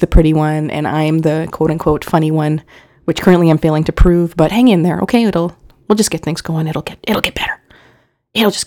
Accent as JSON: {"language": "English", "town": "Winnipeg", "region": "Manitoba", "country": "Canada", "said": "we're from Winnipeg"}